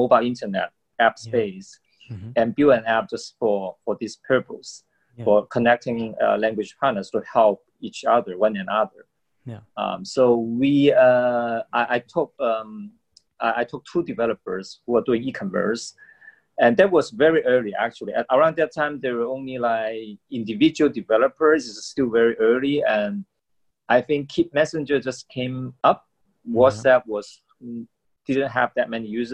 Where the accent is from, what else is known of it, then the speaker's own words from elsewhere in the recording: Hong Kong; moved away as an adult; also born or lived in Hainan, China / United States; I was actually born in China, in an island called Hainan Island. And then I migrated to Hong Kong when I was about 10 years old with my family. Mm-hmm. So I grew up in Hong Kong